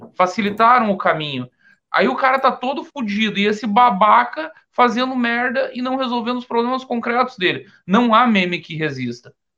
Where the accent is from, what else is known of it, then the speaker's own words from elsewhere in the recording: Caçador, Santa Catarina, Brazil; Caçador, minha terra natal, fica mais ou menos próximo ali do, do Paraná